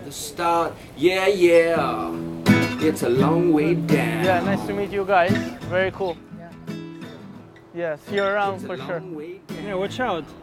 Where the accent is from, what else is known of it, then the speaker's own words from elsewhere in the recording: Italy; English is a second language; now in Chile; I'm from Italy and we